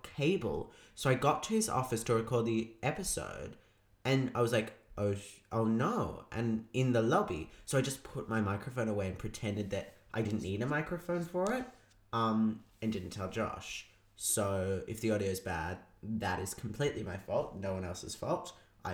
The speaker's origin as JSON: {"language": "English", "town": "Melbourne", "region": "Victoria", "country": "Australia", "tie": "born or raised there", "said": "McNamara, my hometown, in Melbourne, Australia."}